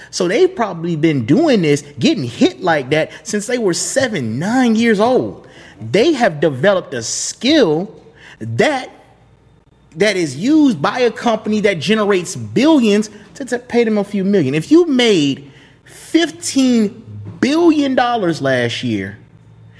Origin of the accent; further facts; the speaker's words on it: Broward County, South Florida, United States; also born or lived in Miami, Florida; Growing up in South Florida, I was born in Miami. I grew up in Broward County